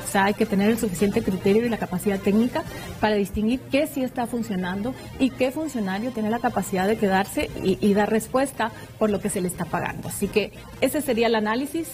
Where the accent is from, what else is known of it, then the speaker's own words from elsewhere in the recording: Guatemala; todos somos guatemaltecos